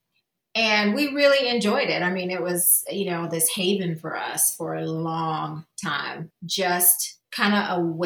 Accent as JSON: {"language": "English", "town": "Atlanta", "region": "Georgia", "country": "United States", "said": "I'm originally from Atlanta"}